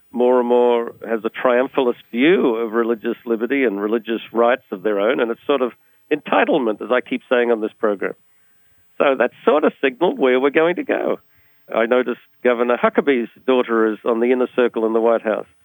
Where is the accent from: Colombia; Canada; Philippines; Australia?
Australia; now in United States; When I came from Australia, we used to do essays even in high school. I come to the US, and they just multiple choice.